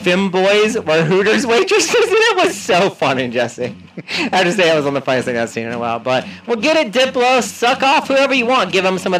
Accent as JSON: {"language": "English", "country": "Philippines", "said": "Why does everyone think I'm Taiwanese? I'm Filipino, bro."}